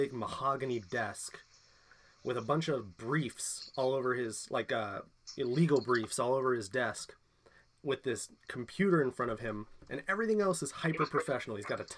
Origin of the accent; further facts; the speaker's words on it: Bay Area, California, United States; I was born and raised in the Bay Area